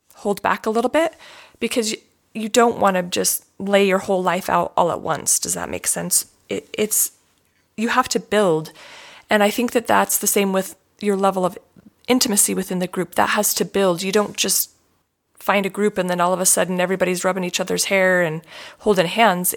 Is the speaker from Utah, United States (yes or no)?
yes; Utah, United States; as a child growing up in Utah